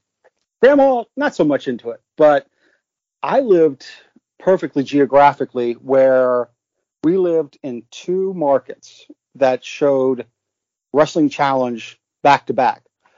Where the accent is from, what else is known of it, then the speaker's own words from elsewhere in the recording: Niles, Ohio, United States; now in Fayetteville, United States; Originally, I'm from a small town, well, moderate-sized suburb in northeastern Ohio, Niles, Ohio. But I now currently reside in Fayetteville, West Virginia